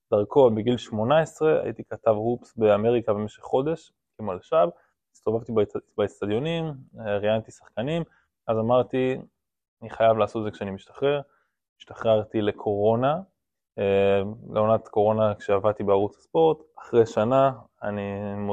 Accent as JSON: {"language": "Hebrew", "town": "Rome", "region": "Lazio", "country": "Italy", "tie": "born there", "also_born_or_lived": "Ireland", "said": "אני אוהד רומא ומאוד מתחבר לכדורגל האיטלקי, נולדתי ברומא, אז התחלתי מהכיוון הזה בכלל. אה, ובגלל שגרתי באירלנד, שזה צמוד לאנגליה"}